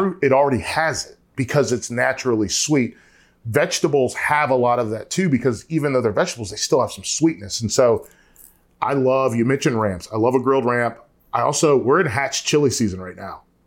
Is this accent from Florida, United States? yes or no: no; North Carolina, United States; I'm from North Carolina